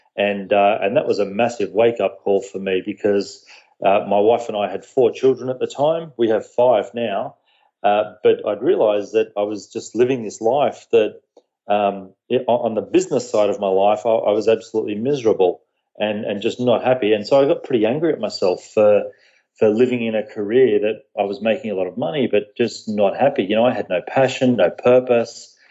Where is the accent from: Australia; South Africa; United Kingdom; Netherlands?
Australia; moved away as an adult; also born or lived in Fairfield County, Connecticut, United States; now in Connecticut, United States; I'm from Australia, and I moved to the US about a year ago with my family. So I do live here in the US over on the East Coast. But, born and raised in Australia